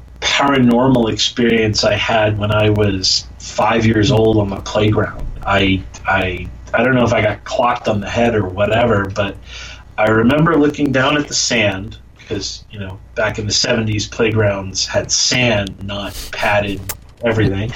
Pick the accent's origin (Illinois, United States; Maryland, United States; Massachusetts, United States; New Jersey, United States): New Jersey, United States; Jackson; I grew up in Jackson, New Jersey, in the middle of kind of nowhere